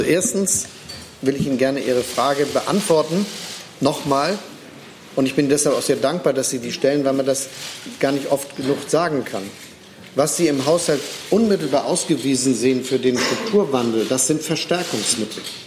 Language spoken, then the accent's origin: German; Germany; als Deutsche